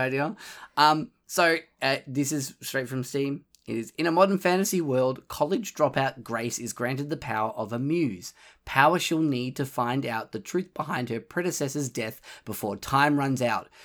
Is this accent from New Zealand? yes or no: no; Australia; being Australian